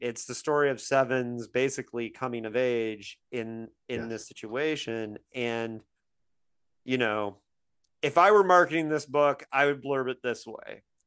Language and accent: English; Indiana, United States; moved away; I grew up in Indiana